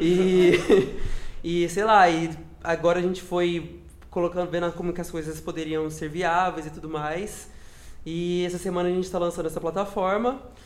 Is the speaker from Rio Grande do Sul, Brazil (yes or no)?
no; Minas Gerais, Brazil; moved away as an adult; now in São Paulo, Brazil; Eu sou de Minas Gerais, eu moro aqui em São Paulo é, fazem 5 anos